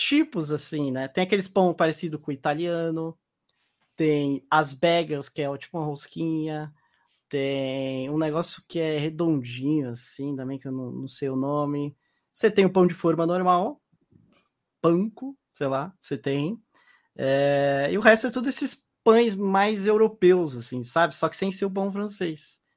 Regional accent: Brazil; moved away as an adult; now in Utah, United States; eu nasci no Brasil

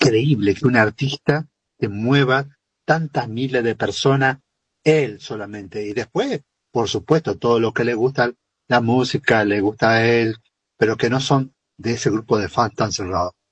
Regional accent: Tostado, Santa Fe, Argentina; moved away; Tostado, mi pueblo

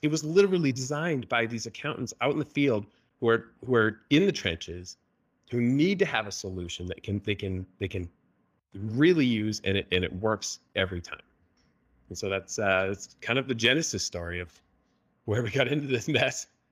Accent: Canada; moved away as an adult; now in Utah, United States; I was born and raised in Canada

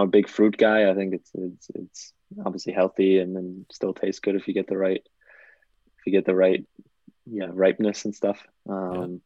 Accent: United States; I'm American

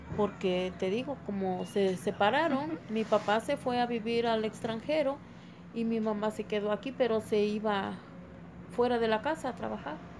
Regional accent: Tulcingo del Valle, Puebla, Mexico; soy de Tulcingo de Valle y vivo aquí actualmente

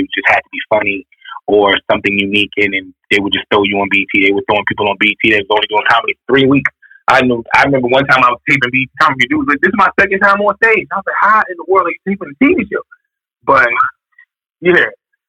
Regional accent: Chicago, Illinois, United States; now in New York, United States; You know, when I came to New York, because a lot of people don't know I'm not from here. I came to New York from Chicago, completely homeless.

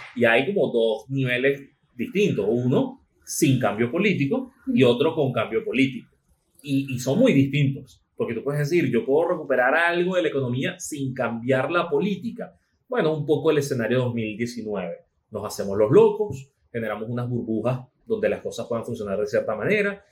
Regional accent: Venezuela

